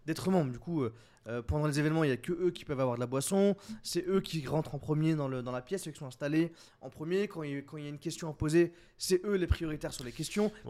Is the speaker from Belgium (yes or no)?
no; France; on est des Frenchies